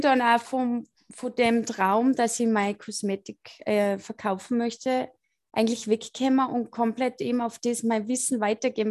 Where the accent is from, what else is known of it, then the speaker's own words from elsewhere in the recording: Austria; accent: Salzkammergut dialect; Ich komme aus dem Salzkammergut. Deswegen mein, äh, mein Deutsch ist nicht so gut.